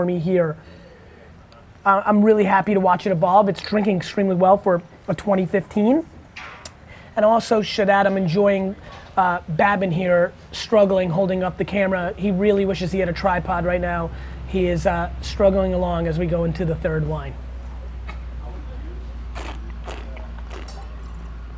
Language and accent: English; Edison, New Jersey, United States; I grew up in Edison, New Jersey